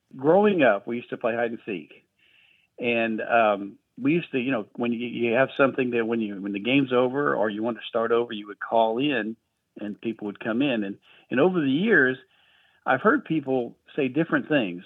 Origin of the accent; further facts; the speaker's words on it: Miami, Florida, United States; now in Pulaski, Tennessee, United States; I'm from Miami, Florida